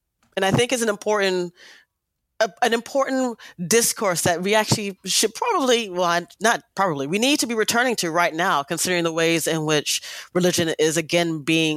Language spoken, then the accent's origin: English; United States; we are African American, we are Black American, right? America is our home